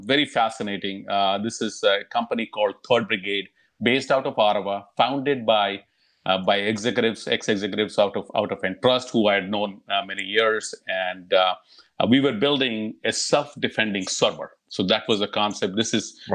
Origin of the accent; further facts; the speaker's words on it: India; moved away as an adult; also born or lived in Europe; now in California, United States; I was born and raised in India